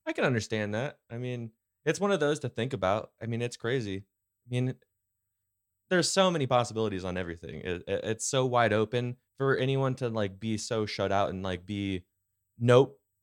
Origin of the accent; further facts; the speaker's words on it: California, United States; now in Post Falls, United States; the California kid in me